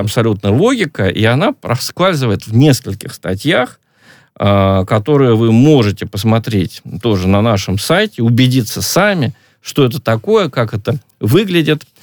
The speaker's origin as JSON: {"language": "Russian", "region": "Stavropol Krai", "country": "Russia", "said": "акцент, скажем, у нас на Ставрополье или Э, на Северном Кавказе намного сильнее"}